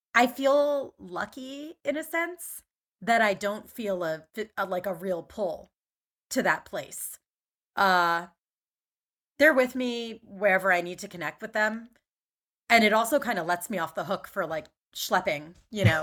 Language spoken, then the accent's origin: English; Main Line, Philadelphia suburbs, Pennsylvania, United States; moved away as an adult; also born or lived in Atlanta, United States / Caracas, Venezuela / Spain / New York, United States; I grew up in the Main Line